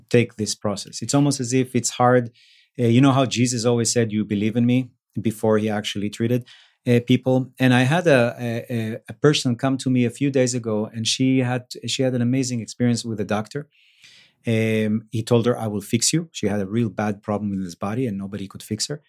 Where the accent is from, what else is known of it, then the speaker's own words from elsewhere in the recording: Israel; moved away; also born or lived in Mexico; I grew up in Israel